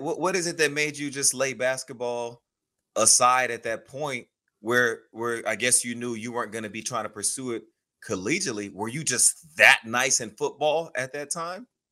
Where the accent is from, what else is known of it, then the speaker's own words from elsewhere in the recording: Houston, Texas, United States; I grew up in Houston, Texas, okay. on the southwest part of the city